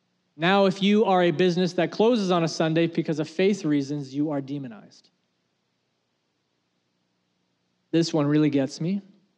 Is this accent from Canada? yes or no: yes; Canada; Now, I'm proudly Canadian, and I support our country.